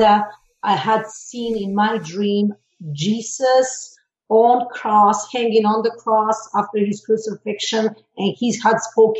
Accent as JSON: {"language": "English", "region": "Belgrade", "country": "Serbia", "tie": "born or raised there", "said": "being born in former Yugoslavia. I'm from Serbia, originally from Belgrade."}